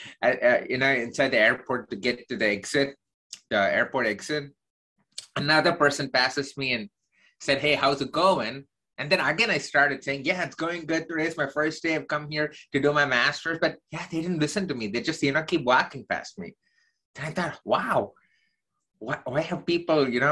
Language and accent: English; South India, India; accent: Southern Indian mixed with American; moved away as an adult; now in United States; I grew up in the southern part of India, and I was there till my undergrad.